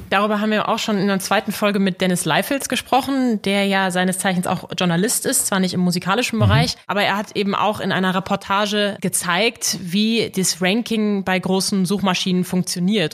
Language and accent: German; Dortmund, North Rhine-Westphalia, Germany; now in Hamburg, Germany; Ich bin gebürtige Dortmunderin